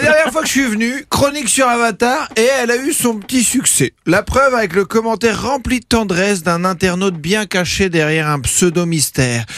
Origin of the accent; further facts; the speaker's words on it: France; je suis français